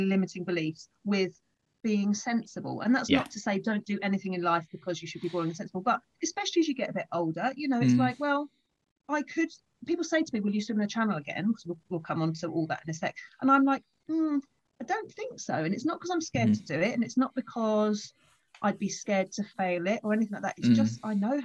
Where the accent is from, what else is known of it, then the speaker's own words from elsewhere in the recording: Folkestone, South East England, United Kingdom; I'm back where I grew up in Folkestone